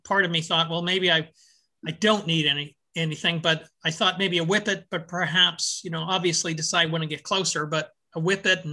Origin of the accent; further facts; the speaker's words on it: East Coast, United States; I'm from the East Coast